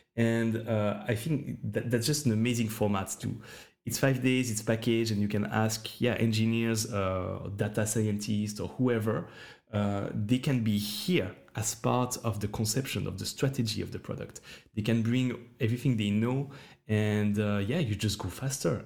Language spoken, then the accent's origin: English; Switzerland; I'm from Switzerland